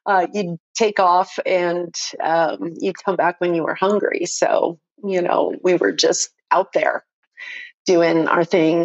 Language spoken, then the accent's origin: English; South Florida, United States; moved away as an adult; also born or lived in North Miami, Florida / Hollywood, Florida / Fort Lauderdale, Florida / Coconut Grove, Florida; now in Colorado, United States; I'm a native Floridian, transplanted to Colorado back in 99. So, I was raised in Hollywood, Fort Lauderdale, Coconut Grove, Miami, you know, that whole South Florida